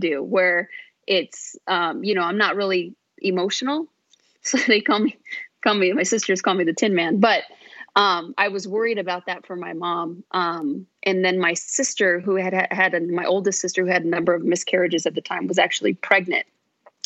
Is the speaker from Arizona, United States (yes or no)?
yes; Phoenix, Arizona, United States; I was born and raised here in Phoenix.